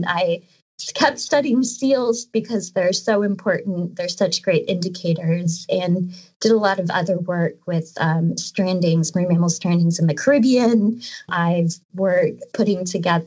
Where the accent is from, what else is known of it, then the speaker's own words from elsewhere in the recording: San Francisco, California, United States; moved away as an adult; I grew up in California, in San Francisco